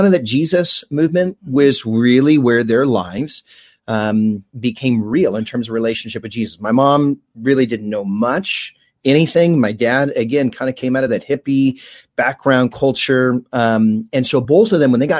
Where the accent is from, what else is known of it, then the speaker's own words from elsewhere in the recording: Fullerton, California, United States; I grew up here in Orange County. So Fullerton